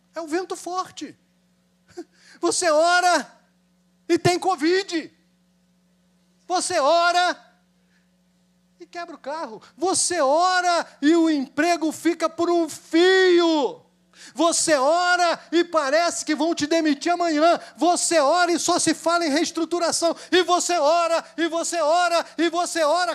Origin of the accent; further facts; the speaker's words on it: Brazil; Nós somos brasileiros